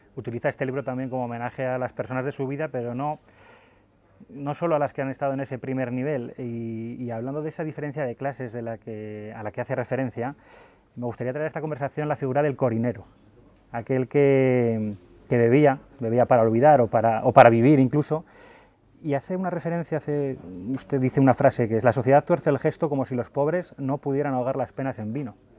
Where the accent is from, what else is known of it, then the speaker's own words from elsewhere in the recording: Zaragoza, Aragon, Spain; yo soy de Zaragoza